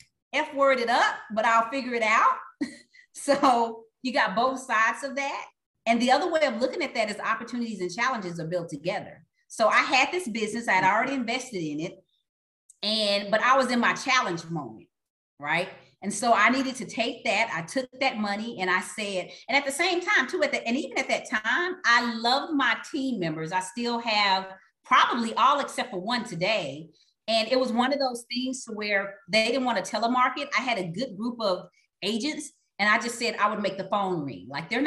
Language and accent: English; Texas, United States; you know, it's kind of like I am from Texas. So I'll say, you got to go home, you got to go big.